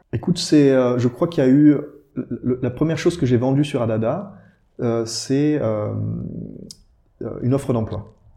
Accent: Briey area, eastern France, Grand Est, France; now in Luxembourg; je suis originaire du, de, côté de Brié

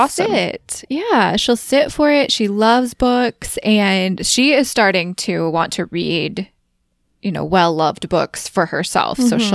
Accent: Midwest, United States; accent: Midwestern; my Midwestern accent

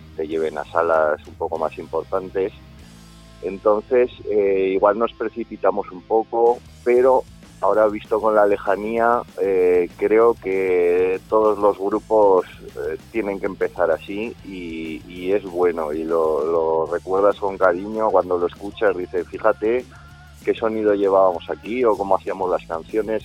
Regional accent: Zaragoza, Aragon, Spain; somos un grupo de Zaragoza

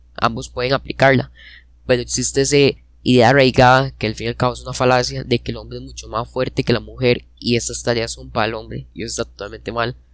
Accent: Costa Rica; nosotros somos costarricenses

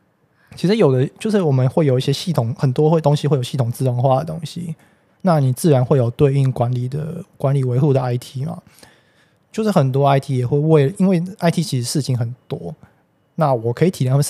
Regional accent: Taipei, Taiwan; 对啊，就是在就我们公司就在这边，其实。也离我家很近啊，因为我们家从小也住在这边附近，

